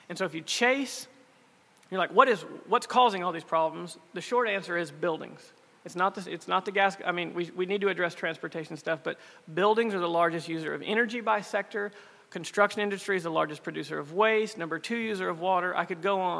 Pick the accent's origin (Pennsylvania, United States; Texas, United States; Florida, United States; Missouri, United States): Texas, United States; East; I'm from East Texas